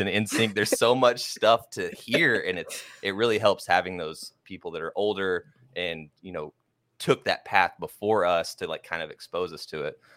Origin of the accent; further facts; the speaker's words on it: Oklahoma, United States; I grew up in Oklahoma